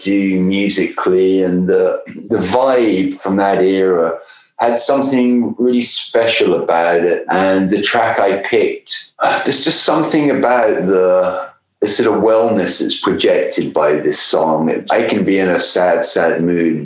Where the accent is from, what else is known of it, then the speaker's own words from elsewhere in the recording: Coventry, West Midlands, United Kingdom; moved away; which is where we were making the album and where I'm from as well originally